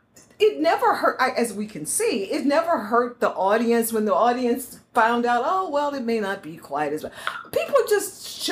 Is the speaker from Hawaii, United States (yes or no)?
no; Houston, Texas, United States; I'm originally from Houston